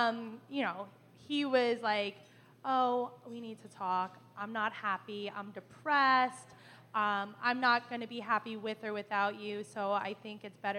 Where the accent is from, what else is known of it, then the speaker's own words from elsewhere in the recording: New Jersey, United States; I'm from Central Jersey.